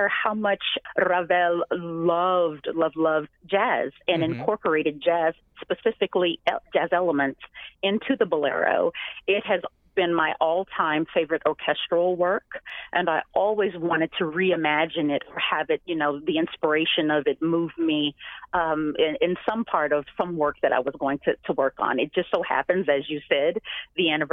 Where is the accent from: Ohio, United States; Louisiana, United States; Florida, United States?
Louisiana, United States; moved away; I'm from Louisiana originally